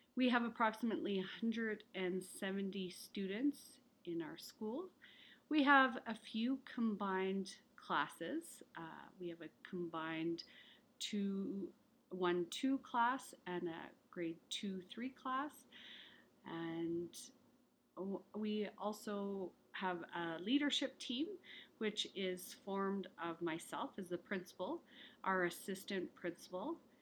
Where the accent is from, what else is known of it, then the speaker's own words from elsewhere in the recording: Ireland; now in Alberta, Canada; I was born in Ireland